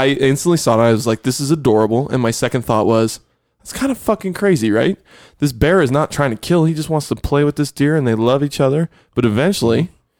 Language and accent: English; Buffalo, New York, United States; I grew up in Buffalo.